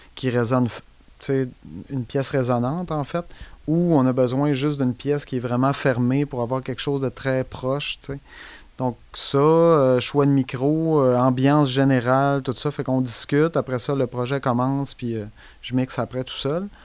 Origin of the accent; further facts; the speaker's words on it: Saguenay, Quebec, Canada; moved away; moi, je viens du Saguenay, fait que euh, j'étais allé au cégep